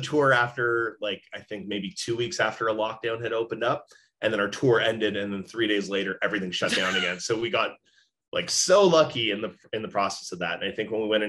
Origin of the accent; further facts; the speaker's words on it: Brampton, Ontario, Canada; also born or lived in Mexico; I was born in Mexico. {S1} Yeah. {S2} We moved back and forth constantly between Mexico and then Brampton. So Brampton's mostly where I grew up.